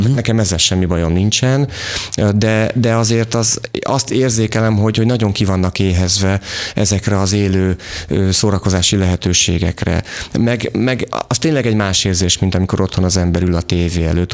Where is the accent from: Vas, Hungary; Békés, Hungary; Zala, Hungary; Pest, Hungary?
Vas, Hungary; moved away; én Vasmegyei vagyok